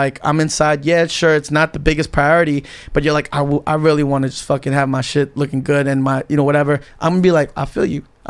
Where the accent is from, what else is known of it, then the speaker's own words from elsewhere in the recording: New York City, New York, United States; I'm from Queens. You know, I used to hang out in Flushing all the time.